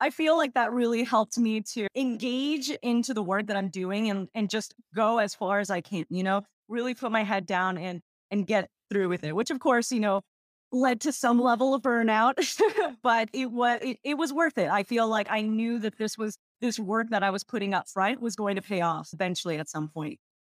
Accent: Texas, United States; I was born and raised in Texas, and I'm a first gen Ecuadorian American

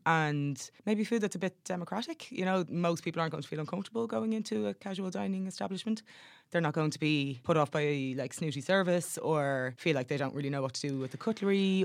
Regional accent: Dublin, Leinster, Ireland; growing up in Dublin, it, like, through the nineties, that was kind of when I was growing up

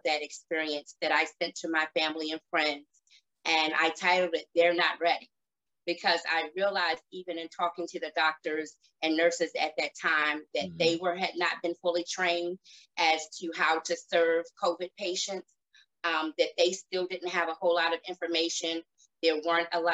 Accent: Baltimore, Maryland, United States; I grew up in Baltimore, Maryland

